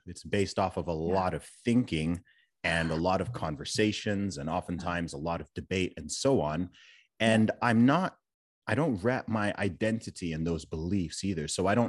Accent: Saudi Arabia; also born or lived in England; I myself was born in England and I'm a British citizen. I grew up in Saudi Arabia.

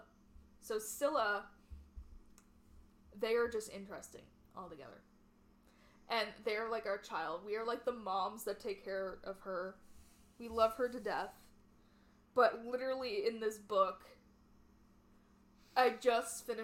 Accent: Canada; We're fully Canadian

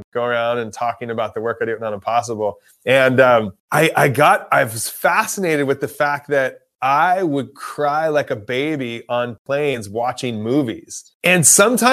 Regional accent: Los Angeles, California, United States; I'm from Los Angeles

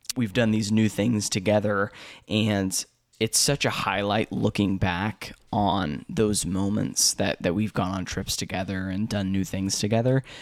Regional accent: Indianapolis, Indiana, United States; I'm from the States, like, from I, from Indianapolis

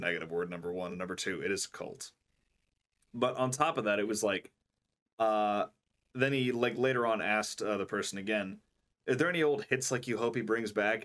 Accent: United States; I'm an American

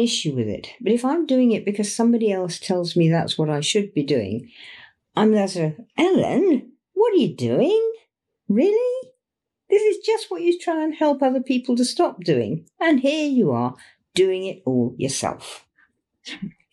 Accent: England, United Kingdom; it's our old tradition here in Britain

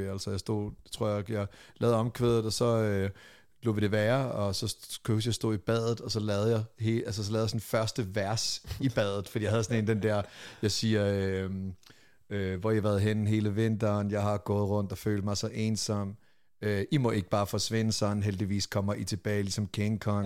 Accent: Lolland, Zealand, Denmark; jeg er fra Lolland

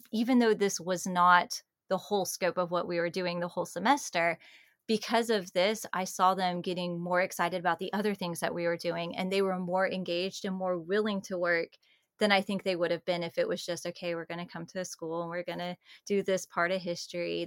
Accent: Georgia, United States; I'm from Georgia

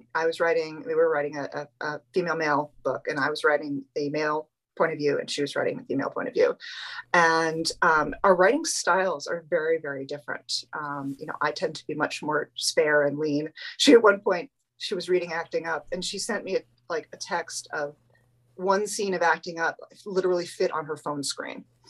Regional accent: New England, New Hampshire, United States; moved away; we're both from New England

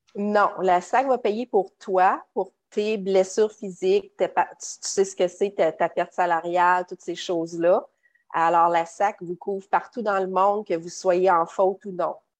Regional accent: Quebec, Canada; moved away as an adult; now in Florida, United States; je suis originaire du Québec.

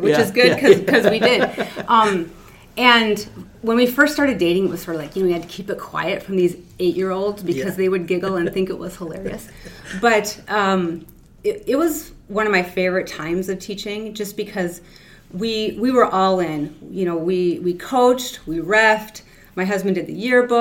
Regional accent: Hinckley, Minnesota, United States; also born or lived in Willow River, Minnesota; I grew up in Hinckley, small town, Minnesota

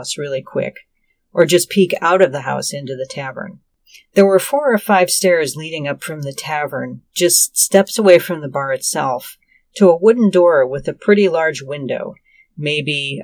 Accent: Joliet, Illinois, United States; my hometown of Joliet

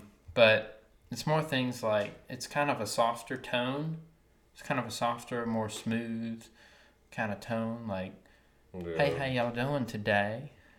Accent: Wilmington, North Carolina, United States; accent: Wilmington accent; And you go up to Wilmington, and that's obviously where my accent is from, and they say, like, just certain words, you know, and people can tell, like, oh, you were raised here.

